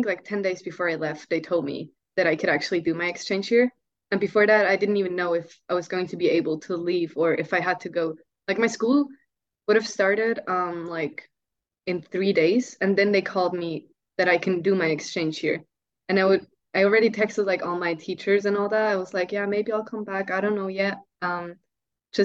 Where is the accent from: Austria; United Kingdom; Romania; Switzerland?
Switzerland; I think that Swiss families are actually closer to each other than American families, from what I experienced.